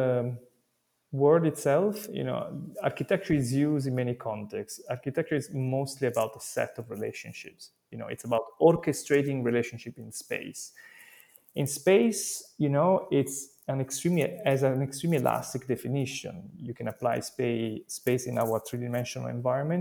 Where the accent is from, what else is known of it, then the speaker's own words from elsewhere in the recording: Italy; I come from Italy